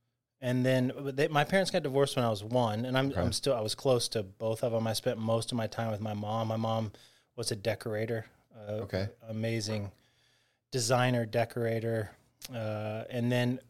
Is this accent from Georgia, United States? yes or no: yes; Atlanta, Georgia, United States; Yeah, I grew up in Buckhead